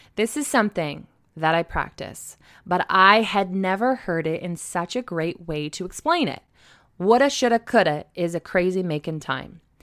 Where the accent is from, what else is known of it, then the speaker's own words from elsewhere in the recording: Stratford, Ontario, Canada; for all of my hometown peeps, you will be happy to hear that I will be hosting it in Stratford, Ontario